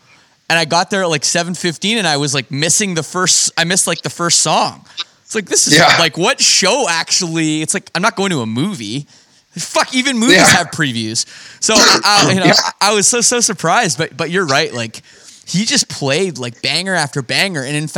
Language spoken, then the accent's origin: English; Toronto, Ontario, Canada; growing up in the Toronto suburbs with no connection to the music industry whatsoever from my family or anything